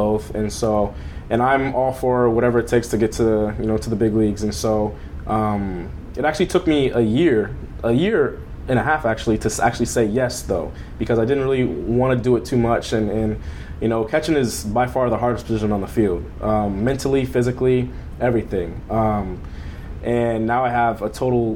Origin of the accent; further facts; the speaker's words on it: Long Beach, California, United States; now in Corona, United States; I grew up in Long Beach, and now I live in Corona, California